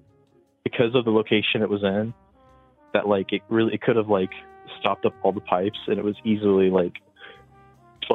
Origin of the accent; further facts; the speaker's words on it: Indiana, United States; I'm from Indiana.